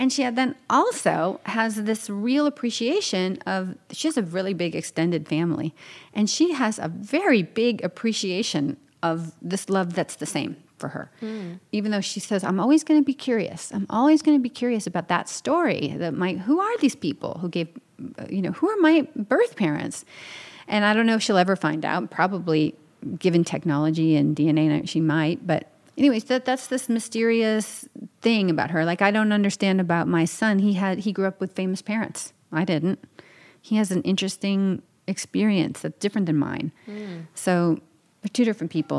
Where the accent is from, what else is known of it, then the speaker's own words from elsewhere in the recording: New York, United States; I'm from New York, around New York.